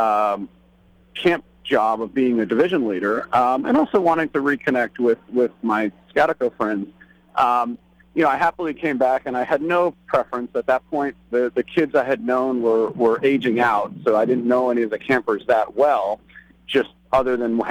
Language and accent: English; Chappaqua, New York, United States; we were growing up in Chappaqua, New York